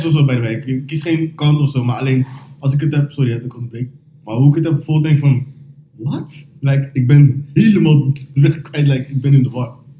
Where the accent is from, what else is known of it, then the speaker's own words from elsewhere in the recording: Rotterdam, South Holland, Netherlands; ik ben van Rotterdam